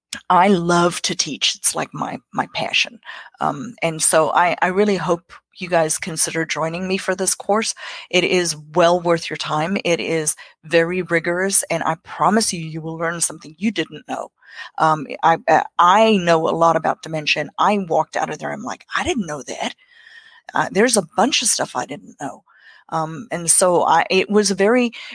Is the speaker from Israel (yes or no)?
no; South Africa; English is a second language; moved away as an adult; now in South Carolina, United States; I grew up in South Africa.